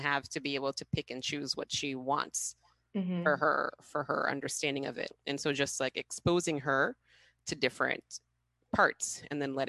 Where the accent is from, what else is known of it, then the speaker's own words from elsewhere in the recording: Massachusetts, United States; moved away as an adult; now in Haiti; I didn't grow up in Haiti. I grew up in Massachusetts